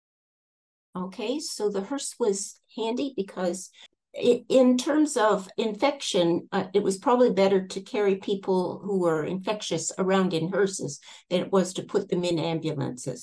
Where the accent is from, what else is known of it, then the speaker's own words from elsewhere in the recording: Canada; also born or lived in Toronto, Canada; now in Napier, New Zealand; I'm originally from Canada.